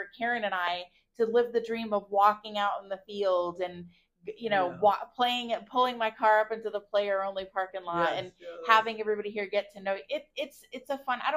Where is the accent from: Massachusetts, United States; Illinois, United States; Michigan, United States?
Massachusetts, United States; Palmer; now in Fort Myers, United States; my hometown of Palmer